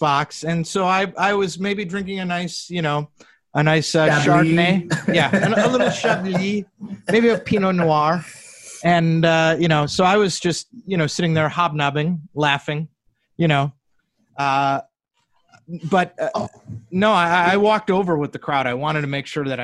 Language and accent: English; Madison, Wisconsin, United States; as a kid growing up in Madison